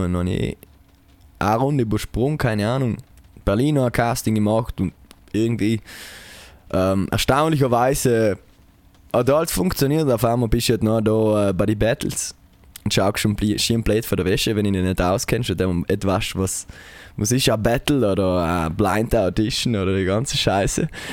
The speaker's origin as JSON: {"language": "German", "area": "Taisten", "region": "Trentino-Alto Adige", "country": "Italy", "tie": "born or raised there", "said": "Tasten, meine Heimat."}